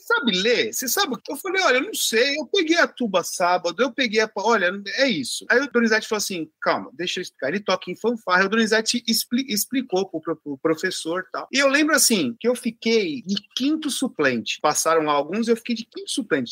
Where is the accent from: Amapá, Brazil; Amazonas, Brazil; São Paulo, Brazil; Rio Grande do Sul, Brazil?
São Paulo, Brazil; eu sou aqui de São Paulo, tal, estudo na escola municipal